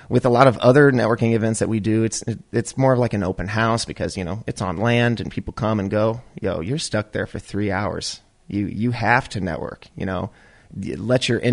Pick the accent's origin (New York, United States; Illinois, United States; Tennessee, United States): Illinois, United States; Chicago; we're all from Chicago